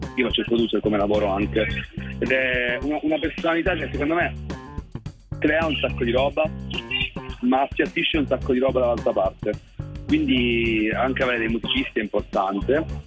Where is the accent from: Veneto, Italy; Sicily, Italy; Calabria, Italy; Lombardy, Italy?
Calabria, Italy; Cosenza; vengo da Cosenza, nato a Cosenza